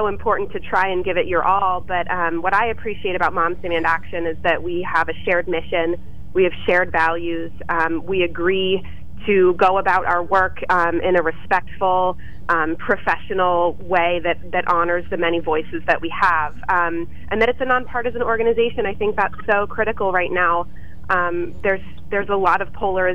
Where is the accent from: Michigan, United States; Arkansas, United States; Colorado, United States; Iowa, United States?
Colorado, United States; Highlands Ranch; now in Lewisburg, United States; I grew up in Highlands Ranch, Colorado, which is an area just right outside, technically part of Littleton